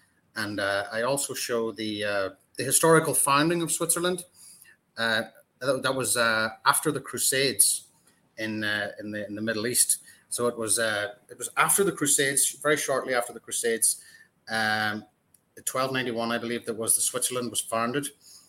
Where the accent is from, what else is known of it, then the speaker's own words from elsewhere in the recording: Ireland; Yes, I'm Irish.